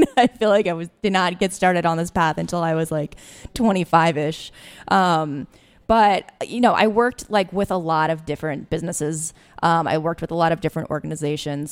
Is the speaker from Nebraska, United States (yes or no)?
no; Alexandria, Virginia, United States; also born or lived in Washington, D.C.; I grew up actually in Alexandria